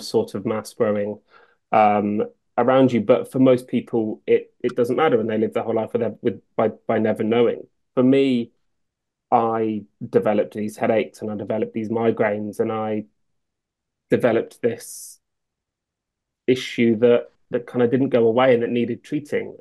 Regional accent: Northamptonshire, East Midlands, United Kingdom; I grew up in Northamptonshire

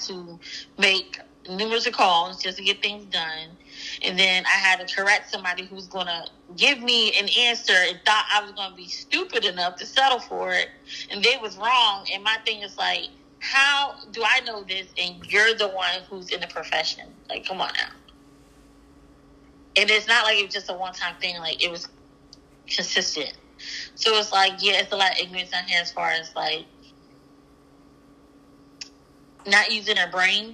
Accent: Pennsylvania, United States; moved away; I'm from Pennsylvania

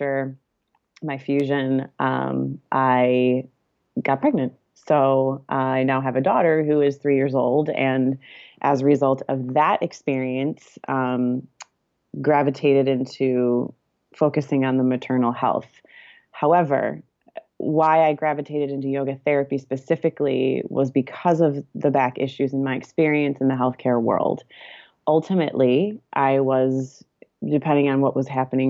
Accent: Michigan, United States; now in California, United States; my husband and I live in California, but we are both from Michigan

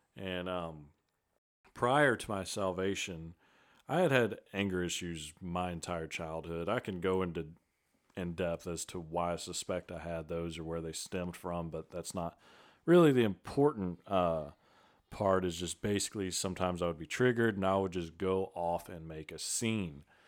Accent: Vidor, Texas, United States; born or raised there; also born or lived in Beaumont, Texas

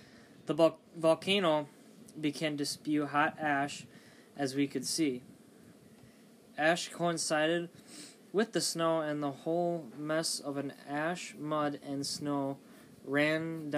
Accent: Armero, Tolima, Colombia; English is a second language; I remember in 1985 being in my hometown of Amaro.

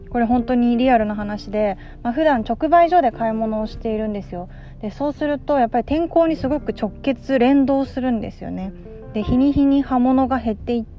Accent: Yokohama, Kanagawa, Japan; also born or lived in Osaka; やっぱり自分もあの横浜出身で去年まで大阪に住んでたので

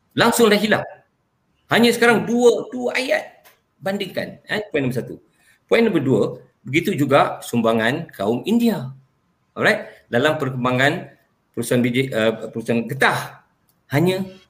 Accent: Malaysia; first language Malay; Saya ini anak watan Malaysia. Hmm. Saya lahir di sini.

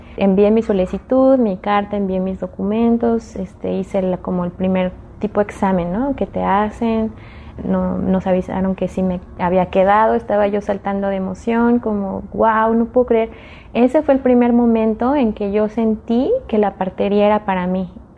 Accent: Mexico City, Mexico; yo crecí en la Ciudad de México

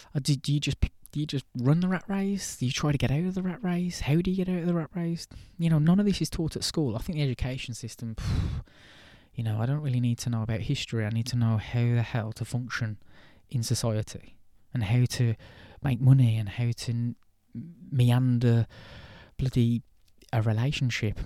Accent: England, United Kingdom; I'm English

